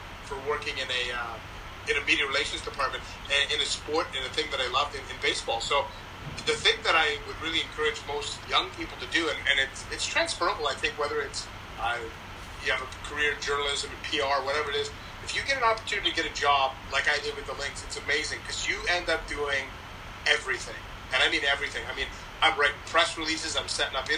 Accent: Richmond, British Columbia, Canada; moved away; I grew up in Vancouver, actually, Lower Mainland, Richmond for me.

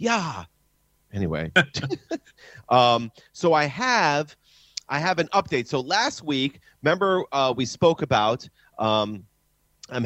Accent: Philadelphia, Pennsylvania, United States; my hometown of Philadelphia

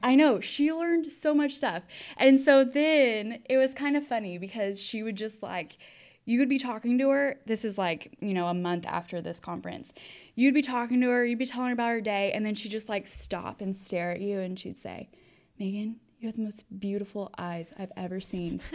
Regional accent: Austin, Texas, United States; I am from Austin, Texas.

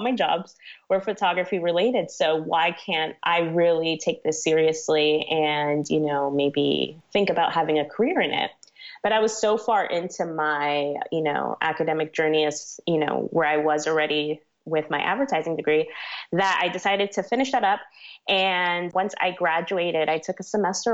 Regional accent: Miami, Florida, United States; also born or lived in New York; now in New York City, United States; I was born in New York, but I was raised in Miami, Florida. So that's pretty much where I say I'm always from

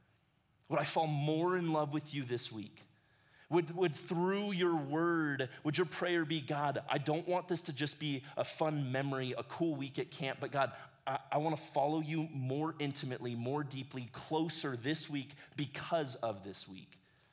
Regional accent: Ecuador; now in United States; But I loved growing up in Ecuador. It gave me this perspective of the world that I'm really thankful for. I spent 11 years of my life down in ministry with my parents.

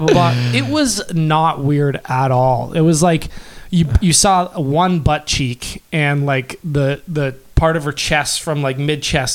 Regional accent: Canada; we're Canadian.

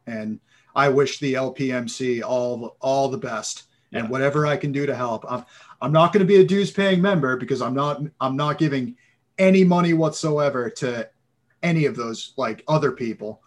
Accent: Massachusetts, United States; moved away as an adult; also born or lived in San Diego; I'm, I'm originally from Massachusetts

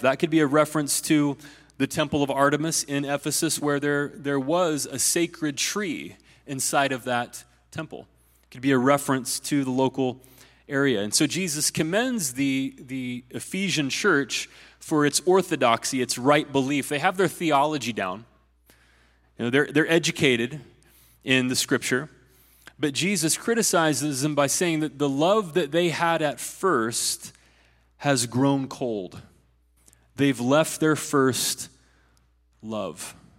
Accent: Ohio, United States; my home state of Ohio

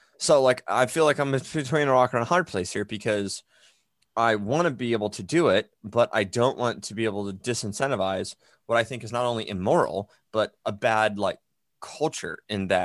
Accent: United States; grown up in an America, and so in that sense, being an American

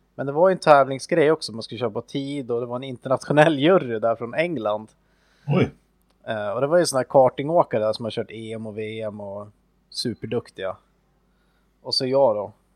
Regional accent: Östersund, Jämtland, Sweden; i närheten av Östersund då, där jag växte upp

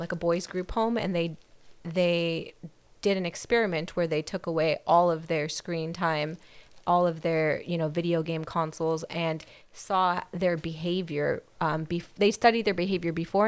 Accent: Whittier, California, United States; Whittier, my whole life.

